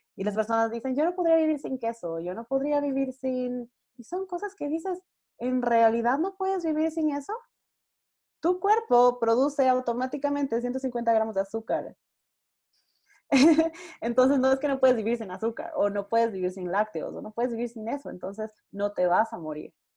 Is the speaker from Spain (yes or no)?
no; Ecuador; en mi país, eh, yo vivo en Ecuador